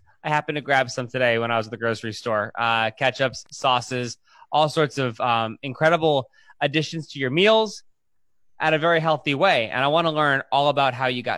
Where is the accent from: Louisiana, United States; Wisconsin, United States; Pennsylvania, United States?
Pennsylvania, United States; I'm from Pennsylvania